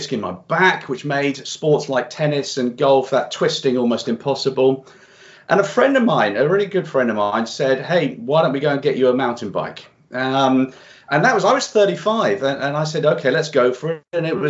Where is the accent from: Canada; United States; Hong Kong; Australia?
Hong Kong; also born or lived in Singapore; I grew up in Hong Kong and Singapore, and there's a lot of concrete there.